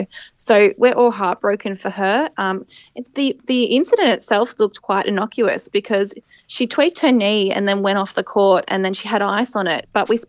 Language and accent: English; Australia; And I think as Australian fans, people think, well, that's great for us that Nowacki's out.